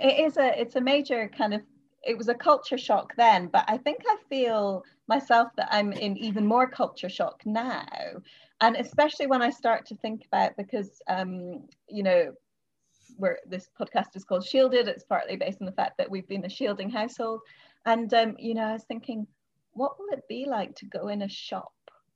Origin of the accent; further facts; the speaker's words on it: Scotland, United Kingdom; So I'm from Scotland. Although people often think I'm from the States or from Canada or something because my accent nomadic and changes with whoever I'm talking to, but there's a lilt there.